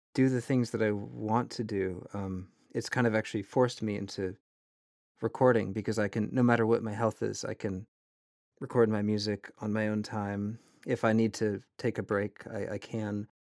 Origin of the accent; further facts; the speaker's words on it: Vermont, United States; growing up in Vermont